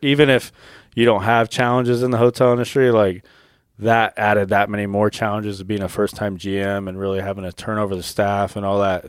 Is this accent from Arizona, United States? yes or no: yes; Arizona, United States; I was born and raised in Arizona